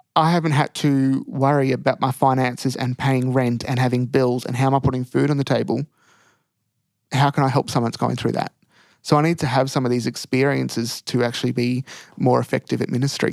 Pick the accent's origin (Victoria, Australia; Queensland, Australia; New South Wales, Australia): Victoria, Australia; country; also born or lived in Bendigo / Ballarat; grew up around country Victoria, moving around